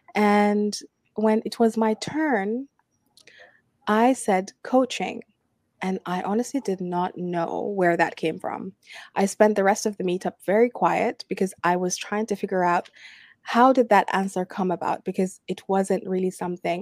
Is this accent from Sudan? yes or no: yes; Sudan; now in Abu Dhabi, United Arab Emirates; I'm from Sudan, I'm an expat living uh, in Abu Dhabi